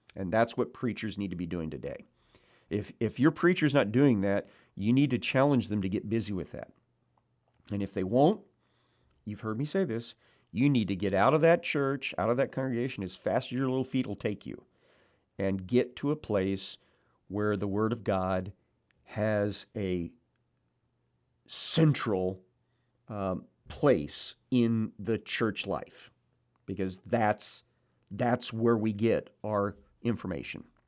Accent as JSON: {"language": "English", "town": "Cabool", "region": "Missouri", "country": "United States", "tie": "born or raised there", "moved": "yes", "said": "my hometown, Kabul, Missouri"}